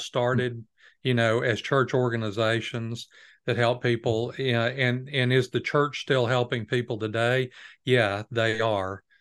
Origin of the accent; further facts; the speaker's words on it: United States; as an American